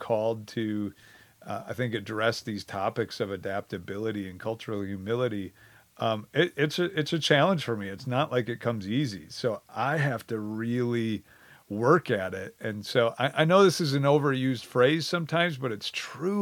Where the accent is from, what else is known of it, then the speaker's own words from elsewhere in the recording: Wisconsin, United States; moved away; also born or lived in Oklahoma; I barely left Wisconsin. I went to Oklahoma for college for 3 years. Otherwise, I was in Wisconsin. And I always, you know, grew up saying, hey, I'm Badger born, Badger bred